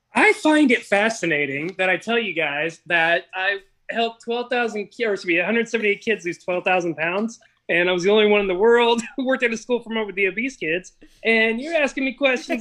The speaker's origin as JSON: {"language": "English", "town": "Seattle", "region": "Washington", "country": "United States", "tie": "born or raised there", "moved": "as an adult", "lives_now": "New Jersey, United States", "said": "I grew up in Seattle"}